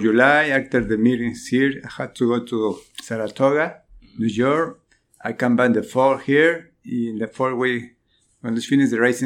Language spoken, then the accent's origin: English; Cuernavaca, Morelos, Mexico; now in Louisville, United States; I'm from Mexico. Mexico is Cuernavaca City.